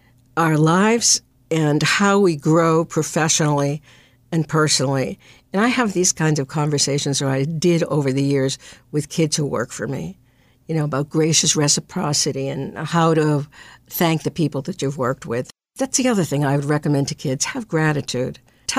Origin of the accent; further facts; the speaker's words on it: Brookline, Massachusetts, United States; I grew up in Brookline, which was a very different place when I grew up than it is now. We lived across the street from the school.